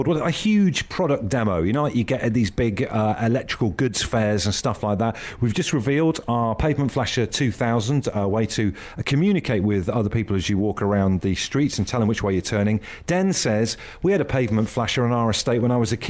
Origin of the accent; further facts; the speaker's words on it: Devon, South West England, United Kingdom; I grew up in Devon on the south coast